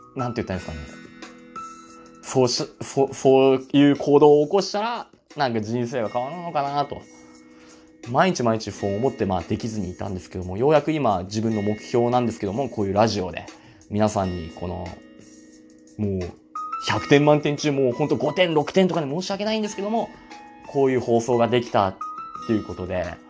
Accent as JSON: {"language": "Japanese", "town": "Asahikawa", "region": "Hokkaido", "country": "Japan", "tie": "born or raised there", "said": "出身がですね、えっと、北海道の旭川市ですね。ずっとまあ旭川市に住んでるんですけども"}